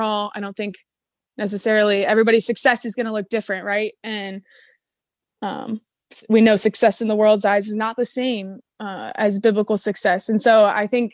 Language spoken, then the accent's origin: English; Cleveland, Ohio, United States; I am from Cleveland, Ohio.